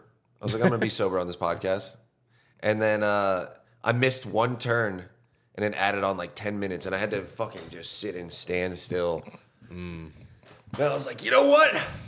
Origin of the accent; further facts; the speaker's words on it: California, United States; now in Austin, United States; All over Southern California.